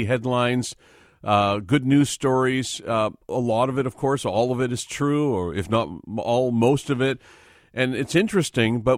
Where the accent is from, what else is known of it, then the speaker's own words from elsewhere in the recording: Vancouver, British Columbia, Canada; I was born and raised in Vancouver